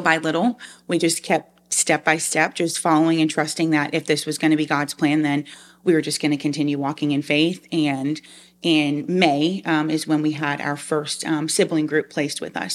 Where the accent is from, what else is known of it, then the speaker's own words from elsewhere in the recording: Long Island, New York, United States; moved away as an adult; also born or lived in Liberty University, Virginia; now in South Georgia, United States; I'm actually originally from Long Island, New York. Um, so being here in South Georgia is very, um, different from how I was raised